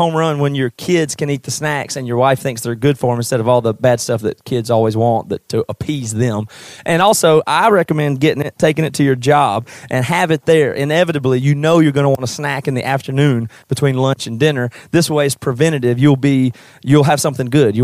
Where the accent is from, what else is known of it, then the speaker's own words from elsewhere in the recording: Greenville, South Carolina, United States; we're from South Carolina all originally. I grew up in Greenville